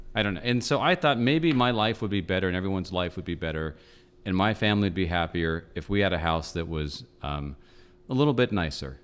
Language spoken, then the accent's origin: English; Los Angeles, California, United States; I grew up in North Hollywood.